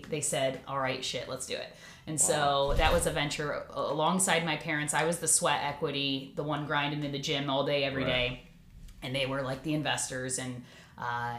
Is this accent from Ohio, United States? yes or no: yes; Concord Township, Ohio, United States; also born or lived in Toledo, Ohio; I grew up in Concord Township, went to Riverside High School, and then, you know, after college, stayed in this area